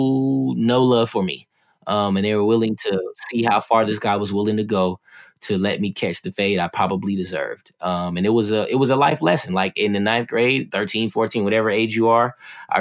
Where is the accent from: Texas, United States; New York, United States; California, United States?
California, United States; West Covina; also born or lived in Ontario, California; I grew up in Southern California, West Covina in Ontario, 35 miles east of Los Angeles.